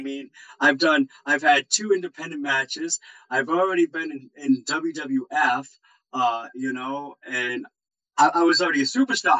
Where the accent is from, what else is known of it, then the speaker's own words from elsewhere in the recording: Rhode Island, United States; moved away; my home state of Rhode Island